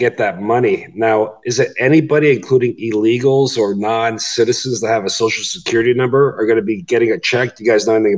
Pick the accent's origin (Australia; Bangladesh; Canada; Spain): Canada; I'm from Canada